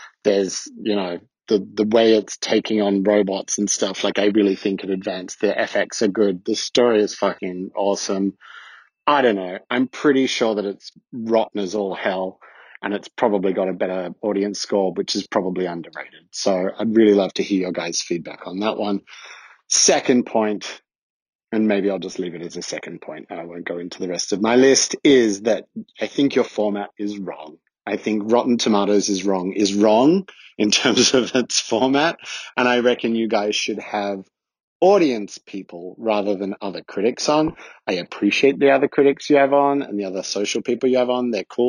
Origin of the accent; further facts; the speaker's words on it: Australia; now in Switzerland; It's … calling from Switzerland, but I'm originally Australian. If you can't tell, this is not a Swiss accent.